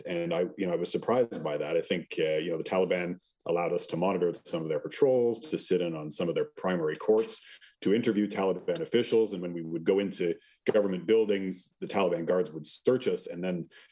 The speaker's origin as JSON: {"language": "English", "country": "Canada", "said": "as a Canadian"}